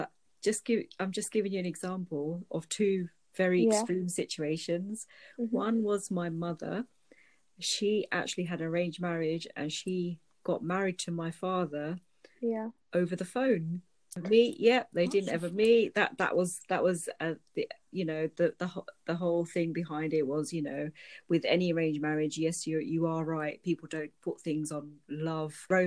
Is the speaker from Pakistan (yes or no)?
yes; Pakistan; now in United Kingdom; my home country, Pakistan